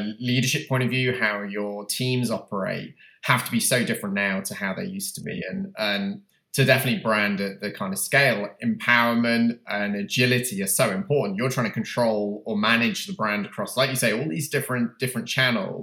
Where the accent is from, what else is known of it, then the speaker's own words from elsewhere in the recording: United Kingdom; moved away as an adult; now in United States; I'm obviously from the UK, you can tell from my accent